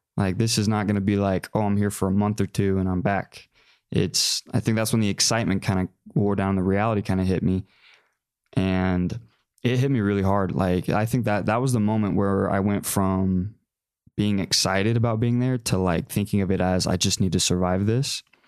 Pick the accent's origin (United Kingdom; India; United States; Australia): United States; McKinney, Texas; I grew up in Texas, Dallas area. So, about 45 minutes north of Dallas in McKinney